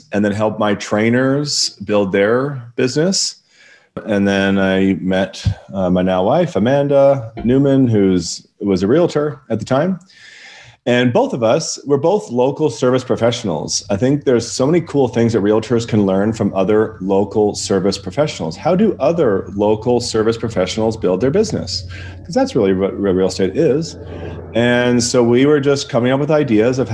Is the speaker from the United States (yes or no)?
no; Vancouver, British Columbia, Canada; moved away as an adult; now in Okanagan Valley, Canada; I am originally from Vancouver, British Columbia, Canada